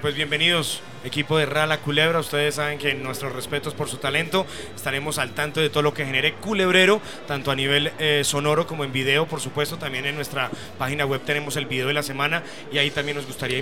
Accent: Antioquia, Colombia; a uno como antioqueño le dicen culebrero, pues es una palabra muy arraigada a, la idiosincrasia de Antioquia

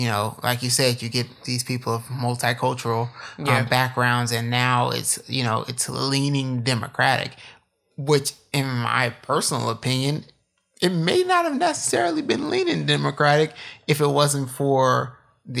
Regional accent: Illinois, United States; moved away; also born or lived in Arkansas / South Carolina; I'm from Illinois.

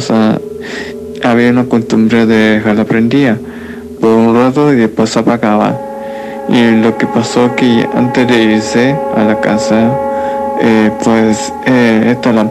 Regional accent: Chile; Soy de Chile … tengo 23 años

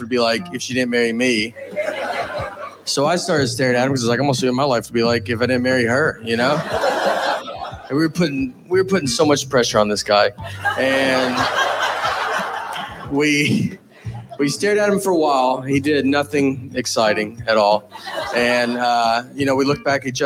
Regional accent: Nashville, Tennessee, United States; I'm from Nashville

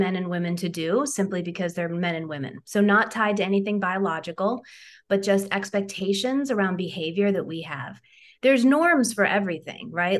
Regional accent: Ohio, United States; I'm from Ohio. And so, you know, Midwestern values, we tend to hold the door open for folks.

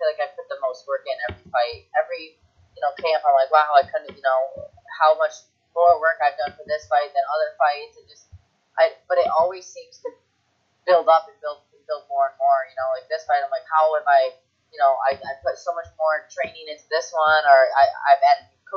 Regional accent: Detroit, Michigan, United States; moved away; Detroit, my hometown

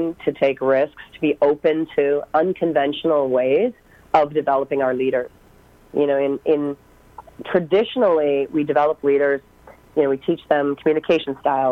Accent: East Coast of Canada, Atlantic Canada, Canada; moved away as an adult; I'm actually from the East Coast in Canada, so literally drove across the country

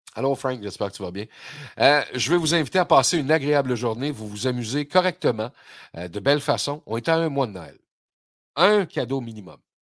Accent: Quebec, Canada; chez nous au Québec

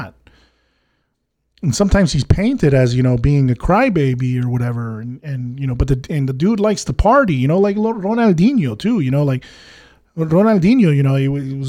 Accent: United States; I grew up in the States.

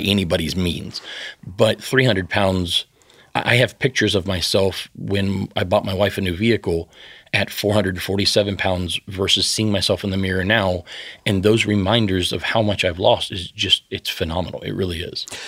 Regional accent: the South, United States; I grew up in the South

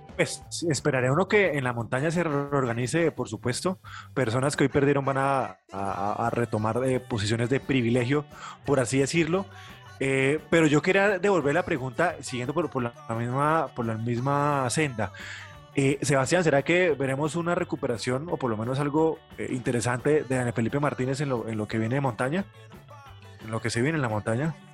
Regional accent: Colombia; como colombiano

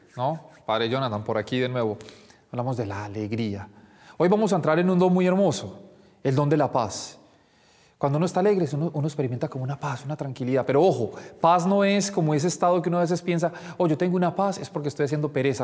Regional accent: Colombia; Nosotros como colombianos no hablamos mucho de la paz, porque siempre hemos vivido como en guerra

